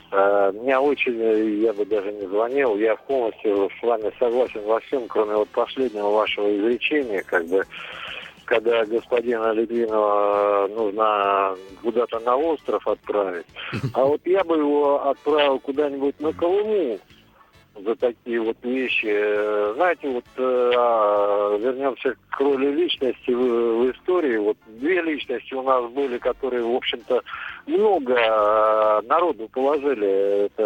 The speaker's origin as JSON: {"language": "Russian", "town": "Volgograd", "region": "Volgograd Oblast", "country": "Russia", "said": "Мы из Волгограда"}